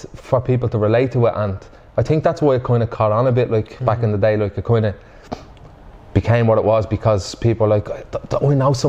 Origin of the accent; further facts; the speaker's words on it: Dublin, County Dublin, Ireland; growing up in Finglas, you kind of just, there's just a wit about the place